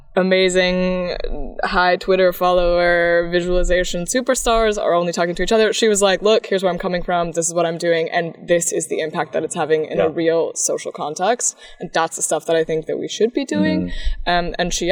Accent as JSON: {"language": "English", "country": "United States", "said": "I'm American"}